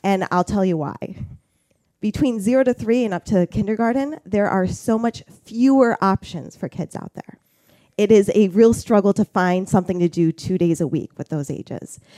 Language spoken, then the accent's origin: English; Toledo, Ohio, United States; moved away as an adult; also born or lived in Flint, Michigan / Finger Lakes, New York; now in Warsaw, United States; I grew up in Toledo, Ohio area